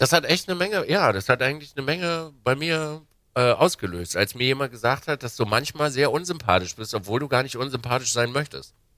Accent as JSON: {"language": "German", "town": "Binz", "region": "Mecklenburg-Vorpommern", "country": "Germany", "tie": "born or raised there", "also_born_or_lived": "Wismar", "said": "als kleiner Bub bin ich äh, an der Ostsee groß geworden, in Binz"}